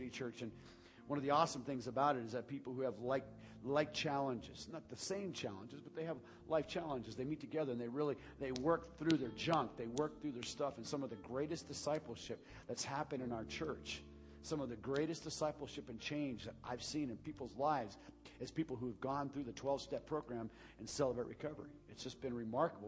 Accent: United States; We are a people who have been blessed beyond belief

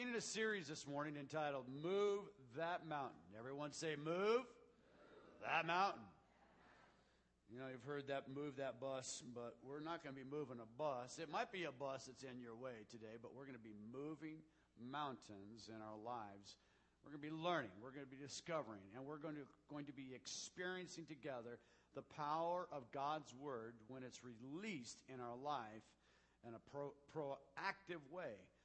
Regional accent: Southwest, United States; moved away; I grew up in the Southwest.

